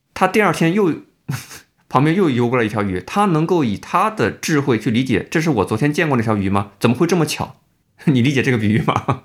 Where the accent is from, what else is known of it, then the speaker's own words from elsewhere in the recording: Jiangsu, China; 我是这个江苏长大，我有江苏这个，一个背景